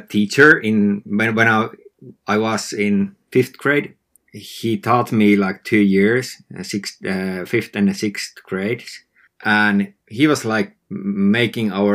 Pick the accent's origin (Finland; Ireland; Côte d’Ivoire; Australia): Finland; northern Finland; I live in Finland, northern Finland